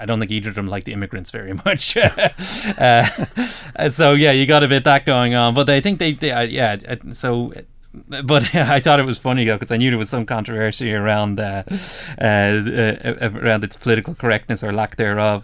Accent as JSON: {"language": "English", "country": "Ireland", "said": "we're Irish"}